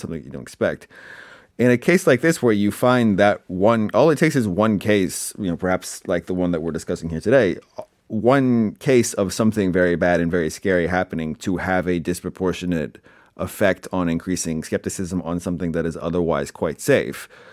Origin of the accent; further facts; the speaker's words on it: Canada; now in Seoul, South Korea; I come across as too Canadian